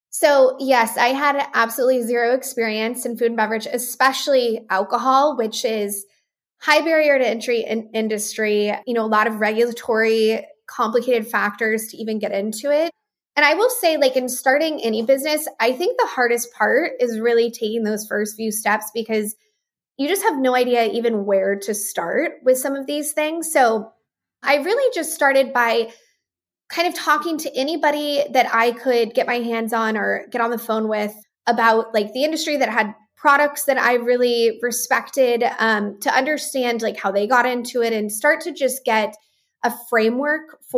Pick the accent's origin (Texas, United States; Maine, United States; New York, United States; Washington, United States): Texas, United States; Midland; So I grew up in West Texas um, in a small town, and my family actually settled out there about 100 years ago. And my grandparents have a working ranch in far West Texas.